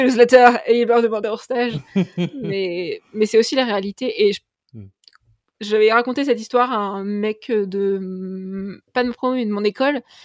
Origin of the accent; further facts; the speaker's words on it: Tours, Centre-Val de Loire, France; je, ne suis pas de Paris, mais je suis de Tours